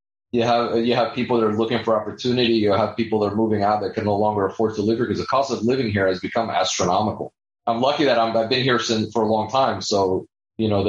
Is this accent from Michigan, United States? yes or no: no; Miami, Florida, United States; Growing up in Miami, I watched the city grow